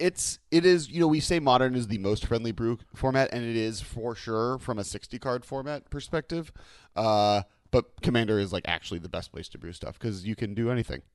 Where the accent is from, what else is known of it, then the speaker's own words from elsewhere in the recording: Ohio, United States; my state, I'm from Ohio, and California